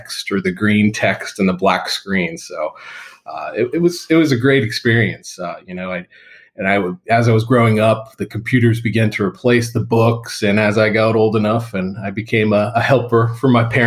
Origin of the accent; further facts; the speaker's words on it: South Florida, United States; moved away as an adult; now in Tampa, United States; having been someone who's grown up in South Florida my whole life and moved over to Tampa